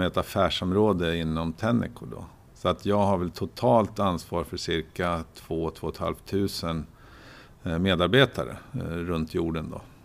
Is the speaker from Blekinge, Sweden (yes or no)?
no; Oxelösund, Södermanland, Sweden; moved away as an adult; also born or lived in Linköping; jag är född och uppvuxen i Oxelösund